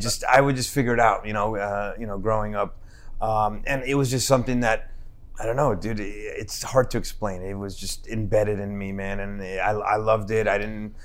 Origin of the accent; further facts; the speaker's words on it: Newark, New Jersey, United States; I was born and raised in Newark.